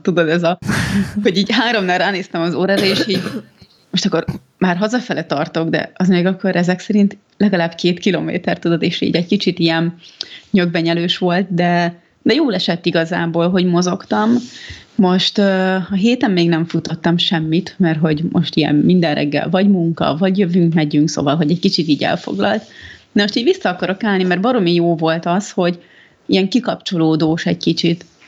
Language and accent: Hungarian; Budapest, Hungary; ez a környék, én itt nőttem fel, most olyanok járnak az edzőterembe, akik egy gyerekkorom óta ismerek